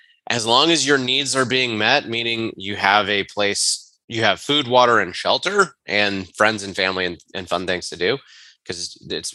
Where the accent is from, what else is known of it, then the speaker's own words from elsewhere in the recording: Charlotte, North Carolina, United States; moved away as an adult; also born or lived in Atlanta, Georgia; We are from Charlotte, North Carolina. Our family is 4 hours away.